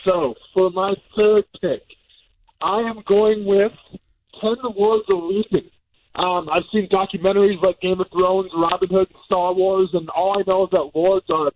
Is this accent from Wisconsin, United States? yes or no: yes; Iola, Wisconsin, United States; moved away; where I grew up or whatever in Iola